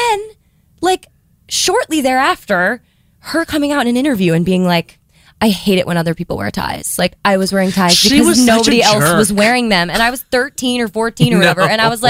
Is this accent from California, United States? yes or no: no; Massachusetts, United States; Western Mass.